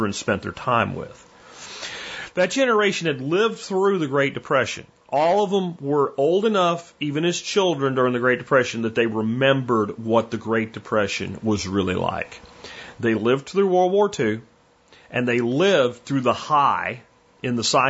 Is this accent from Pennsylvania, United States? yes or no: yes; rural Pennsylvania, United States; moved away as an adult; also born or lived in Florida; now in Texas, United States; I did my high school years, and like the year before high school, in rural Pennsylvania